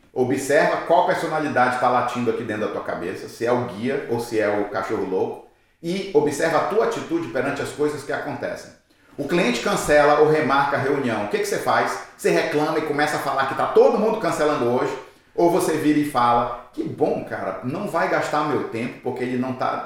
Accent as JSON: {"language": "Portuguese", "country": "Brazil", "moved": "yes", "said": "eu sou brasileiro"}